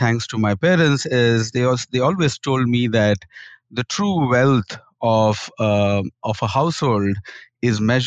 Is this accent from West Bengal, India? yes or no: yes; Kharagpur, West Bengal, India; I grew up in India in a state called West Bengal, and my first school was in a small town called Kharagpur.